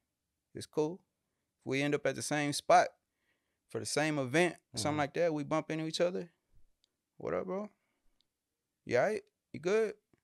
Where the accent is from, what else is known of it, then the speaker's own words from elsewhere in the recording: Houston, Texas, United States; Born and raised in Houston, man, on the north side, right? So the hospital I was born at is literally within like a 10-mile radius of anywhere I've ever lived in my life.